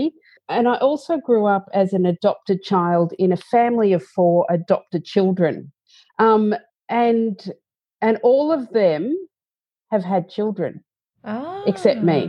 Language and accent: English; Bendigo, Victoria, Australia; I grew up in Bendigo and I didn't want to stay in Bendigo